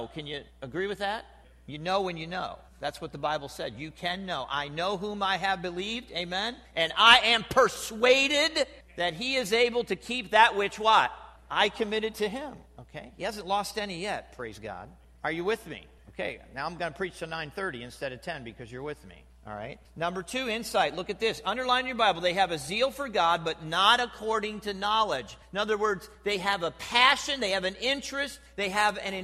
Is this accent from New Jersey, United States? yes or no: yes; New Jersey, United States; now in Ohio, United States; I'm from New Jersey.